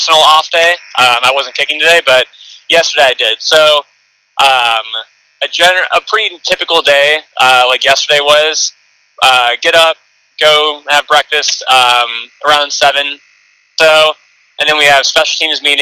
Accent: Cleveland, Ohio, United States; I did grow up in Northeast Ohio, just a suburb of Cleveland

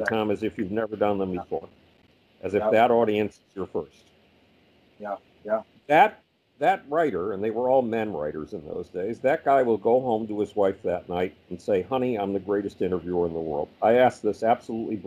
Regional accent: Buffalo, New York, United States; moved away; Buffalo, New York, my hometown

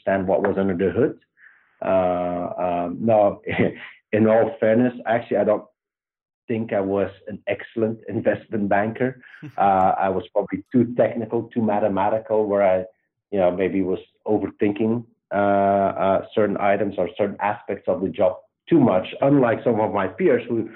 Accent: Belgium; accent: Belgian; moved away as an adult; also born or lived in Luxembourg; now in United States; I grew up in Belgium, pretty much lived there till I was 26

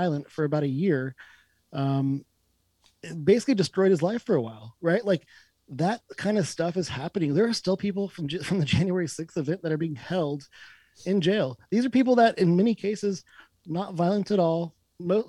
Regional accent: United States; as an American

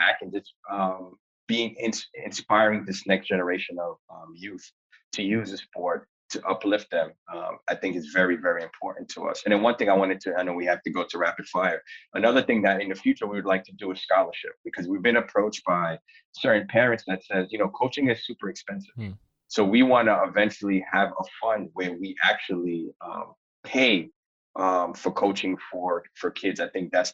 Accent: New York City, New York, United States; where I grew up in East Flatbush, Brooklyn

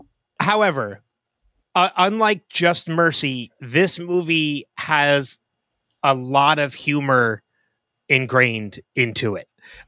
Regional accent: New Jersey, United States; I was born and raised in New Jersey

